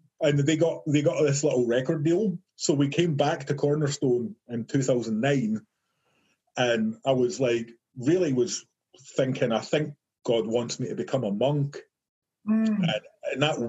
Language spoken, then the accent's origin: English; Livingston, Scotland, United Kingdom; my hometown in this place called Livingston, and it's just like a nowhere town with nothing there. It's a big housing estate.